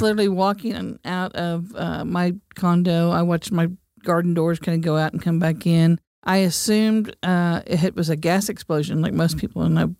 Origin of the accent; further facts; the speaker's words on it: Cleveland, Oklahoma, United States; I grew up in Cleveland, Oklahoma, on the banks of the Arkansas River